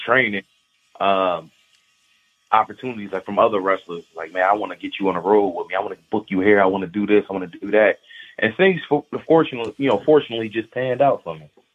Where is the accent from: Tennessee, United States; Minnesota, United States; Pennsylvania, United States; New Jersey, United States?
Pennsylvania, United States; Philadelphia; growing up in Philly was fine